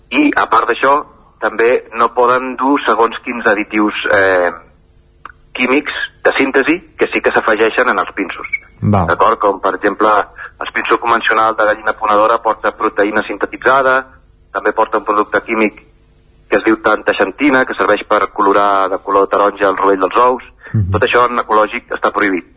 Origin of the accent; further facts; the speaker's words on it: Barcelona, Catalonia, Spain; moved away as an adult; also born or lived in Collbató; now in Sora, Spain; jo sóc, jo sóc nascut a Barcelona eh, i he viscut bastants anys a, a Collbató